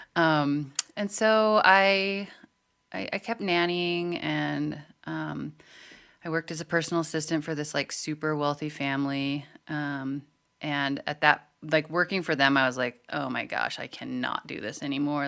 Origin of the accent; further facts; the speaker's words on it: Montana, United States; growing up in Montana